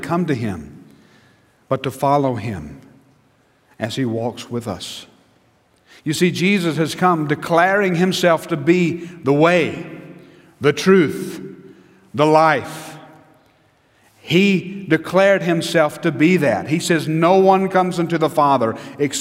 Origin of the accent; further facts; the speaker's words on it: United States; as an American, as a Christian American